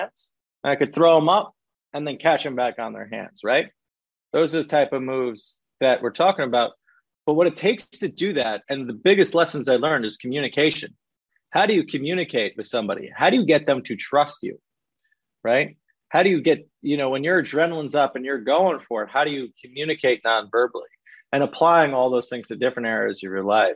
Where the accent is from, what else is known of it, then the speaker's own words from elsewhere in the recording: New York, United States; accent: New York; I could talk with a New York accent because I'm from New York